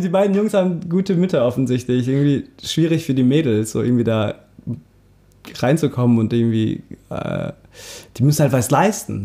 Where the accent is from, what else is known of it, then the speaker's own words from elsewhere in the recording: Germany; dass wir Deutsche sind. Also von mir, von mir aus Turkodeutsch